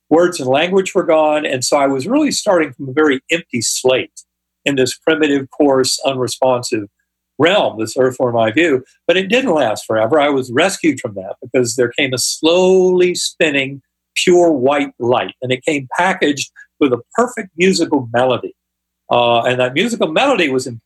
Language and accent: English; North Carolina, United States; my Methodist church growing up in North Carolina